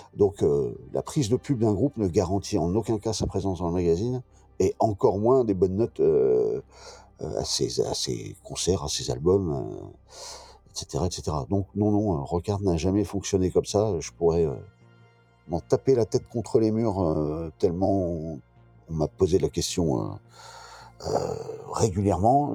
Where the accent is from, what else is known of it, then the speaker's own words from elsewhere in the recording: Brest, Brittany, France; je suis breton, brestois, voilà, j'ai toujours été au contact de la mer